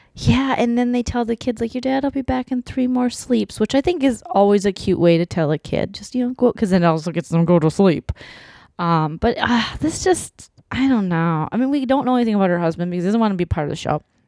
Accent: Minnesota, United States

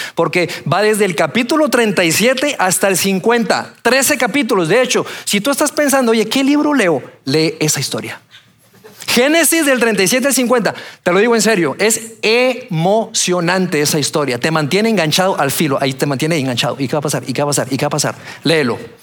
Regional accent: Bogotá, Colombia; moved away; also born or lived in Torreón, Mexico; yo nací en Torreón, soy mexicano. A la edad de tres años me fui a vivir a Colombia, a Bogotá, y allá me crié

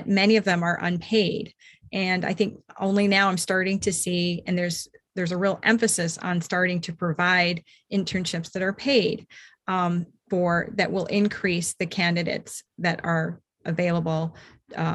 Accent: Minnesota, United States; I grew up mostly here in Minnesota

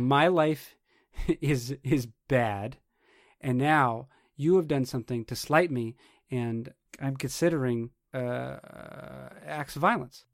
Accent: New Hampshire, United States; moved away; also born or lived in Portland, Oregon / Madison, Wisconsin / Seattle, Washington; I was from New Hampshire

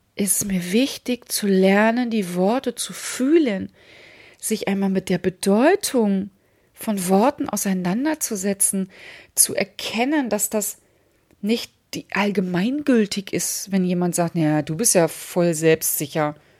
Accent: Hamburg, Germany; ich komme aus Hamburg

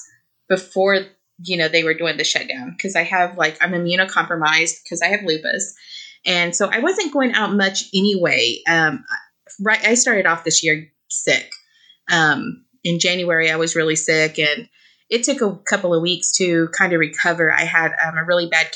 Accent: Oklahoma, United States; moved away as an adult; also born or lived in New Mexico; now in Los Angeles, United States; I was born and raised in Oklahoma.

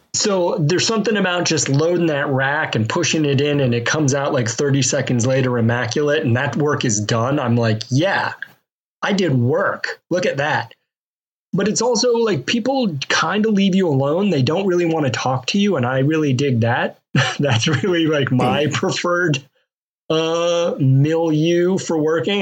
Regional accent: Mobile, Alabama, United States; moved away; I grew up in Mobile, Alabama, where they keep that that hot.

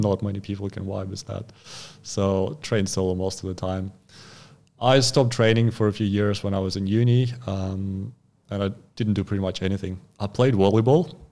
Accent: Khabarovsk Krai, Russia; English is a second language; moved away as an adult; also born or lived in Sakhalin Island, Russia; now in Australia; And then I moved to the mainland state of, uh, Khabarovsk. So, and that's, that's where I spent most of my life

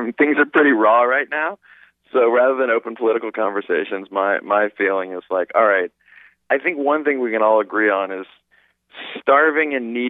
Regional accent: New Orleans, Louisiana, United States; Well, you know, we grew up in the suburbs, and what was great about that is we were kind of free to roam and figure out the artists we wanted to be, you know. And needless to say, it's a very culturally rich city

